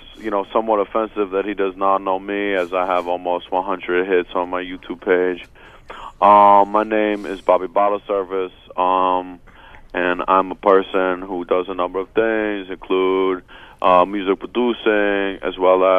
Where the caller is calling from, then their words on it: West New York, New Jersey, United States; I'm in West New York, New Jersey right now.